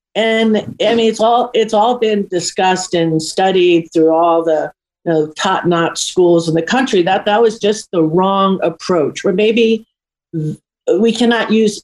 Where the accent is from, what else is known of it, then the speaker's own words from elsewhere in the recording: New York, United States; it was a little bit of more of a rougher age um, area that I grew up in New York